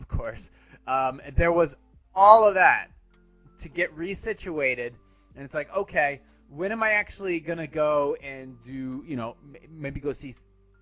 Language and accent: English; Venice, Florida, United States; moved away; I was born in Venice, Florida